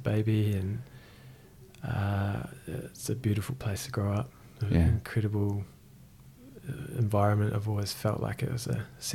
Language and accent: English; Christchurch, Canterbury, New Zealand; also born or lived in Whangarei; I was born in Whangarei. And my mother and father, I guess we were kind of in transit, and it always seemed, just from my perspective, it always seemed like we were going to land in Christchurch and grow up in Christchurch, and that's what we did. I was 6 months old